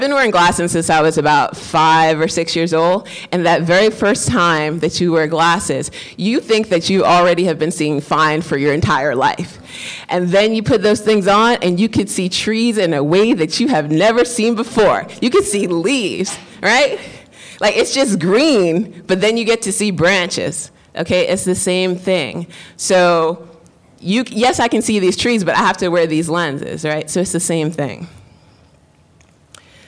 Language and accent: English; New York, United States; I'm Black, I'm also a woman, I'm also from the Bronx